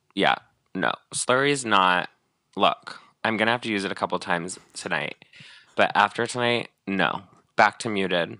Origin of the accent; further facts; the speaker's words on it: Northern California, United States; moved away; I'm from Northern California.